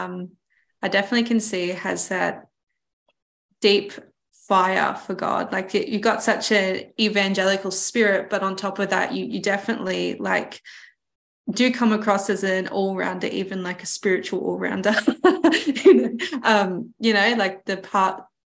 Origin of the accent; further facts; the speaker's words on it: Melbourne, Victoria, Australia; I grew up in Melbourne and there wasn't the beach